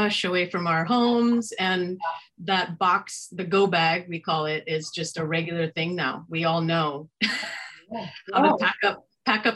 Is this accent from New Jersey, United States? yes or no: no; Bay Area, California, United States; also born or lived in Sonoma County, California; I grew up in the Bay Area, which a lot of people consider this a Bay Area. I don't because it's not exactly on the Bay, but I grew up here and then I moved here to Sonoma County 13 years ago.